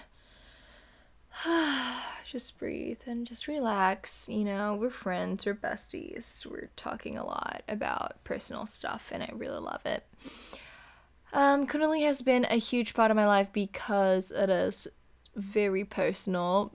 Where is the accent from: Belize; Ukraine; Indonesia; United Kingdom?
Indonesia; moved away as an adult; now in California, United States; I am from Indonesia.